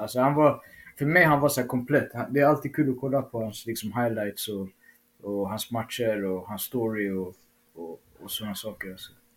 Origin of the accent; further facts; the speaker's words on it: Uppsala, Uppsala County, Sweden; i min hemstad